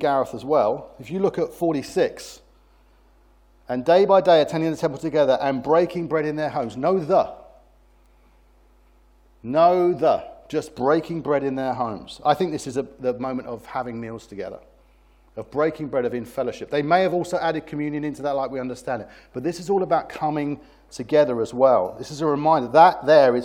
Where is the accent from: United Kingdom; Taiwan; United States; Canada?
United Kingdom; I'm British